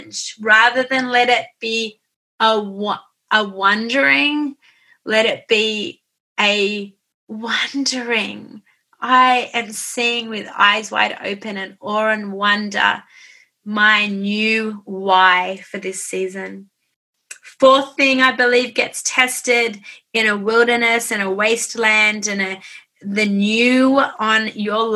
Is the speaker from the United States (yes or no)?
no; Australia; I'm an Aussie